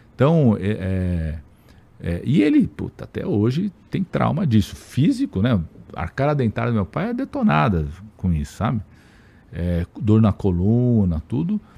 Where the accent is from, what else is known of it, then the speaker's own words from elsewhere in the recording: São Paulo, Brazil; Eu, eu nasci em São Paulo em setembro